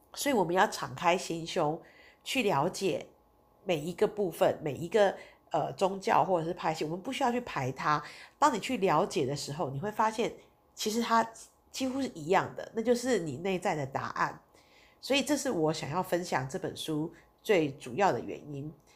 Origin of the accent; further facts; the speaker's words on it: Taiwan; 我们台湾人其实对佛教是比较熟悉的，对印度教我们是相对是比较陌生的